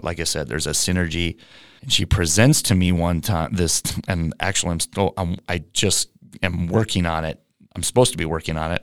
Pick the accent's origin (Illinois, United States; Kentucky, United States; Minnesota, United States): Minnesota, United States; Moorhead; also born or lived in Seattle, Washington / Oregon / Australia; now in Los Angeles, United States; Moorhead, Minnesota. I'm a Minnesota farm boy. Well, small town, but grew up on a farm